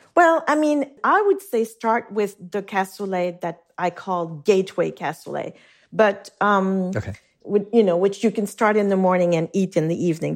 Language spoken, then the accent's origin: English; Geneva, Switzerland; first language French; English is a second language; moved away as an adult; now in New York, United States; the house I grew up in on Lake Geneva